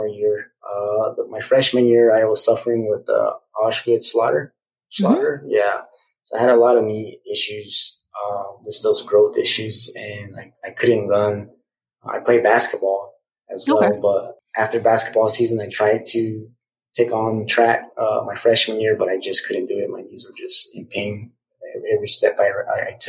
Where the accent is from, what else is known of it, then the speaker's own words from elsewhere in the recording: Zia Pueblo, New Mexico, United States; I grew up on the Zia Pueblo Indian Reservation, was born and raised.